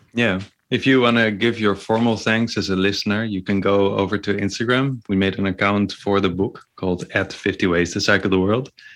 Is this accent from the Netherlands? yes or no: yes; near North Holland, Netherlands; born or raised there